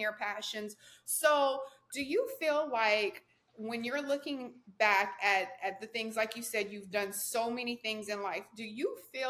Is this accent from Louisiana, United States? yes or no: yes; Louisiana, United States; I'm from Louisiana. Hmm. When I was growing up, the drinking age was 18